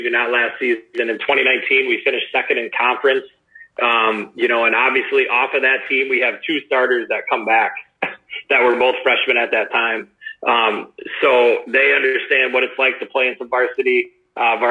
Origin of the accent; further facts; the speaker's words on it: Cuba City, Wisconsin, United States; I grew up in Cuba City, Wisconsin. I grew up on a dairy farm